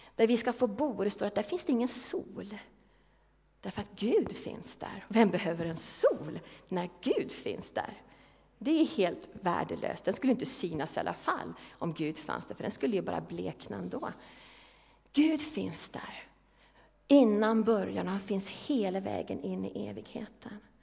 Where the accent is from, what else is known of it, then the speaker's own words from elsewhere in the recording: Järfälla, Stockholm County, Sweden; moved away; Järfälla, där jag kommer ifrån